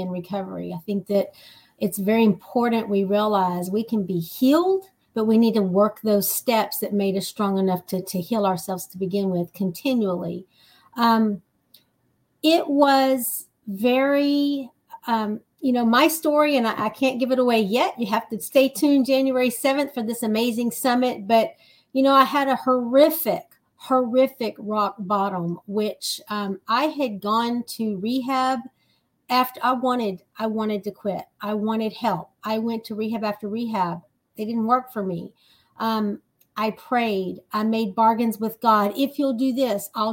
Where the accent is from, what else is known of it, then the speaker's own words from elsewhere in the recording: Texas, United States; I am from Texas, the big state of Texas